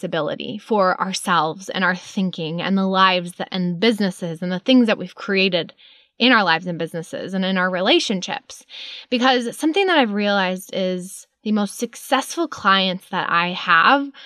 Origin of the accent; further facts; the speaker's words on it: Chicago suburbs, Illinois, United States; moved away; I grew up in Chicago suburbs